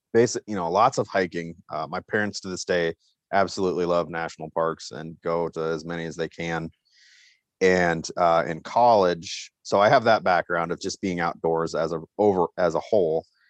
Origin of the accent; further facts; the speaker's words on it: Bozeman, Montana, United States; moved away as an adult; also born or lived in Iowa; now in South Dakota, United States; I grew up actually in Bozeman, Montana